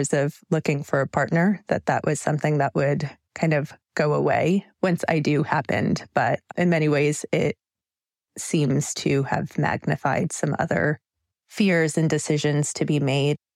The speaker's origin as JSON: {"language": "English", "town": "Jackson", "region": "Mississippi", "country": "United States", "tie": "born there", "said": "I was born in 81 in Jackson, Mississippi."}